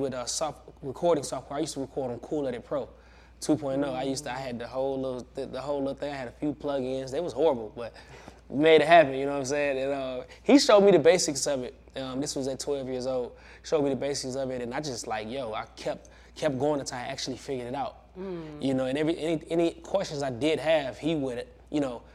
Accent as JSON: {"language": "English", "town": "Benton Harbor", "region": "Michigan", "country": "United States", "tie": "born or raised there", "said": "Yeah, I'm from Benton Harbor, Michigan. Small town, man. You know, rough town for sure. I feel like, you know, Benton Harbor really molded me, shaped me into the man I am today. Honestly, man, just growing up in Benton Harbor"}